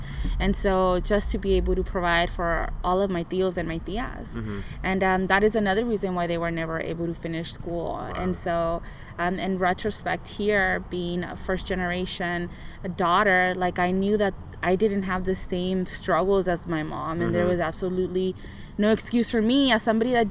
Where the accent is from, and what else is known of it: Santa Ana, California, United States; born or raised there